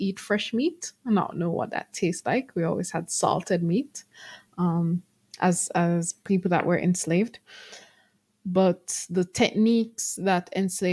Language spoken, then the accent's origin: English; Jamaica; we consider Jamaican food